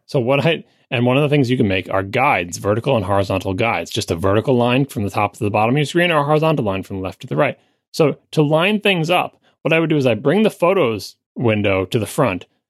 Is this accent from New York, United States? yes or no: yes; Long Island, New York, United States; moved away; I grew up on Long Island. I love Long Island